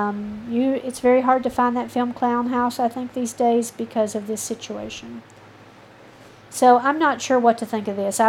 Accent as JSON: {"language": "English", "region": "the South", "country": "United States", "said": "I am from the South"}